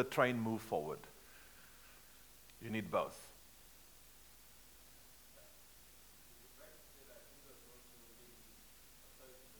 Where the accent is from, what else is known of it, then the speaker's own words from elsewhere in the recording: South Africa; I'm a South African. We drive on the left-hand side of the road back home.